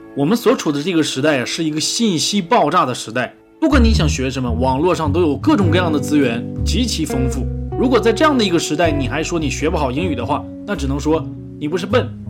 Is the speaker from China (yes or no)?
yes; China; 我们中国人